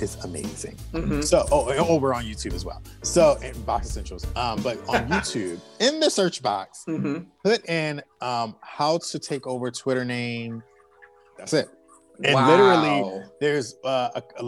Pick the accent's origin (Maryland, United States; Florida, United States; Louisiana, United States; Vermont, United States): Maryland, United States; Annapolis; I'm from Annapolis